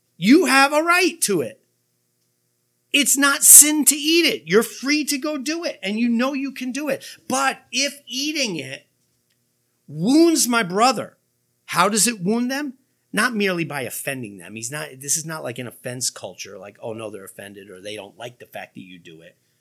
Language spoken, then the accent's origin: English; United States; American Christians